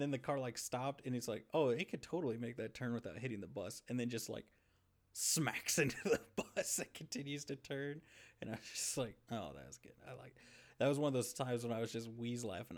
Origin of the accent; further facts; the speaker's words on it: United States; also born or lived in Arkansas / Missouri; I grew up in Arkansas and Missouri